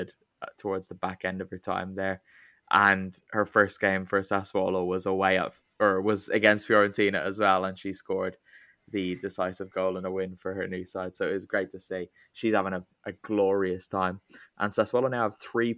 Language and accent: English; Ireland; I'm Irish